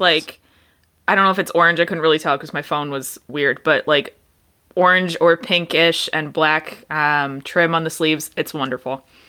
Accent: Detroit, Michigan, United States; I grew up in Detroit

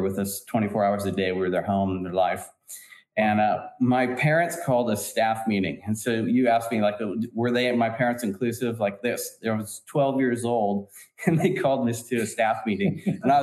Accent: San Francisco Bay Area, California, United States; we're from San Francisco Bay Area

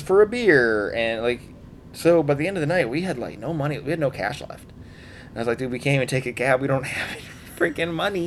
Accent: Wisconsin, United States; we're from Wisconsin

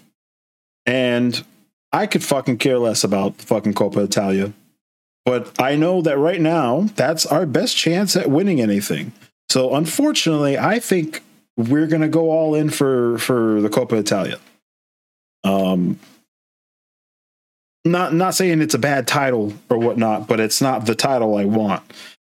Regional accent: Boston, Massachusetts, United States; We're from Boston, the Boston area in Massachusetts, in the United States. That's where we are currently

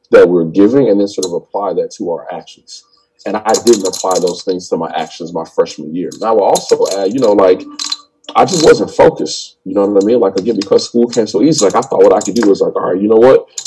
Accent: Chicago, Illinois, United States; grew up on the south side in Englewood. And actually, my school where I'm at right now. Um, when I was born in Chicago, like the apartment that I lived with my mom and dad is like less than five minutes from my school

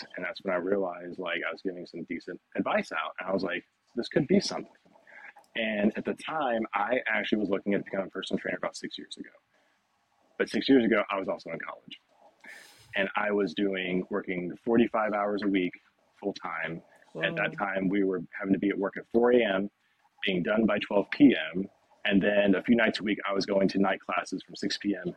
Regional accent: Nashville, Tennessee, United States; So home is Nashville, Tennessee. I'm a native born and raised from here. Uh, I grew up specifically in the West Nashville area

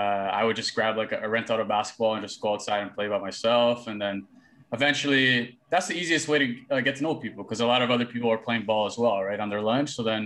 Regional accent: Toronto, Ontario, Canada; also born or lived in Brampton; From grade seven to eight in Toronto, and then from grade 8 to 9 had that transition to Brampton.

